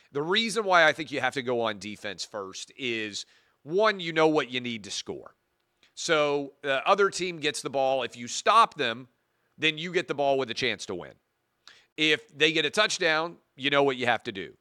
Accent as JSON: {"language": "English", "town": "Nashville", "region": "Tennessee", "country": "United States", "tie": "born or raised there", "said": "my hometown"}